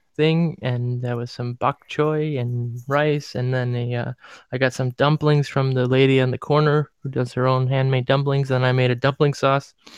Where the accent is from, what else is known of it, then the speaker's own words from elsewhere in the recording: Cleveland, Ohio, United States; moved away; it was in my hometown